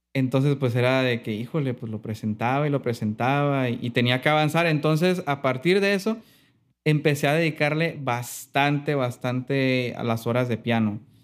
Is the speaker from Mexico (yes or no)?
yes; Mazatlán, Sinaloa, Mexico; also born or lived in Salina Cruz, Oaxaca; yo nací en un lugar que se llama selina Cruz, en Oaxaca estuve nada más ahí en mi infancia como hasta los 8, 9 años y ya después de ahí ya me vine para acá, para Mazatlán. Entonces sí, considero que soy más, más sinaloense que, de Oaxaca.